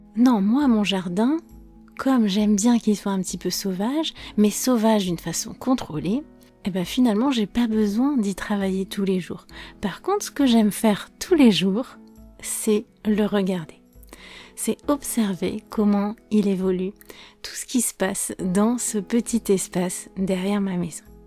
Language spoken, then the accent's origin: French; France; je suis française